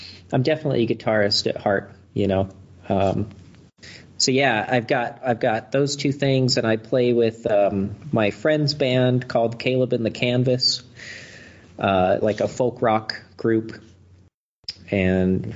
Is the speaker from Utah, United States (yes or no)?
yes; Eagle Mountain, Utah, United States; also born or lived in Ogden, Utah / Provo, Utah / Morgan, Utah; the bulk of my childhood was out in a place called Eagle Mountain